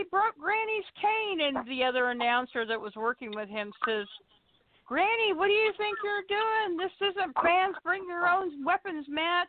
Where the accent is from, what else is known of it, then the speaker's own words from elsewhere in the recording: Kansas, United States; now in Arkansas, United States; I'm originally from Kansas, and I've been in Arkansas since 1988.